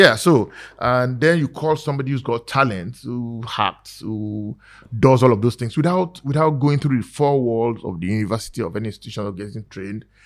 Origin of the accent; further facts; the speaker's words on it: Nigeria; I'm just like another Ni- Nigerian